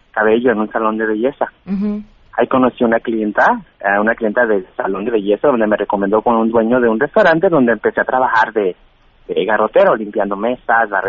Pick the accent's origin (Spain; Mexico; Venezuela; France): Mexico; San José de Gracia, Jalisco; moved away as an adult; now in Los Angeles, United States; Un pueblo muy pequeño que se llama San José de Gracia, que es municipio de Tepititlán de Corona, Jalisco. Me salí de mi casa a los 19 años.